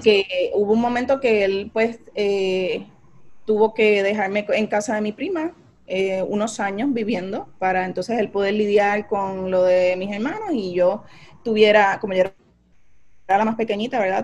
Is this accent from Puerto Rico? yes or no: yes; Carolina, Puerto Rico; also born or lived in San Juan, Puerto Rico; me crié en Lomas de Carolina